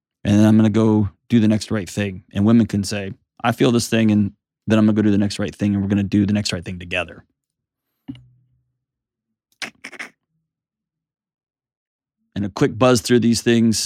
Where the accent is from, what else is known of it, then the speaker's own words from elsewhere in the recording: Houston, Texas, United States; moved away; my hometown, H-Town